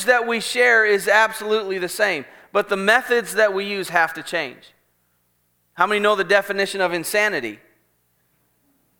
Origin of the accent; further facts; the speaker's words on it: Ellendale, North Dakota, United States; now in East Tennessee, United States; I was born and raised in Ellendale, North Dakota